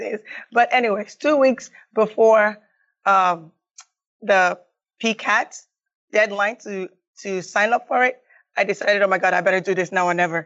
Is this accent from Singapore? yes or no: no; Nigeria; also born or lived in Raleigh, North Carolina / Asheville, North Carolina; now in United States; I was born and raised in Nigeria and I came to the U.S. maybe in 1997.